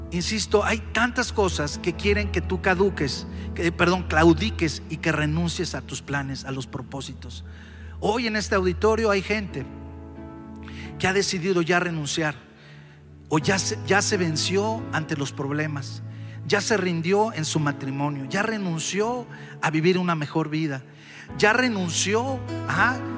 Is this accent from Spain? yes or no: no; Mexico City, Mexico; los que somos aquí de la Ciudad de México